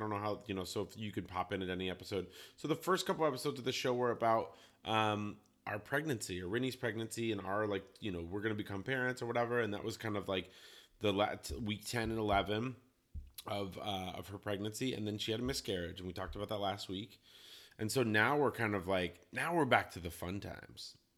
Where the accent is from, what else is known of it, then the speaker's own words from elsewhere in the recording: Colorado, United States; now in Portland, United States; I grew up in Colorado where it's like sunny